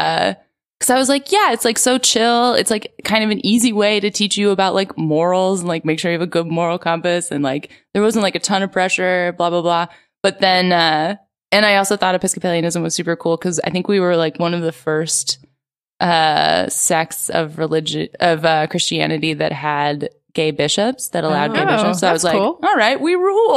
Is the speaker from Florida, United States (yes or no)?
no; Philadelphia, Pennsylvania, United States; Philadelphia, like the suburbs of Philadelphia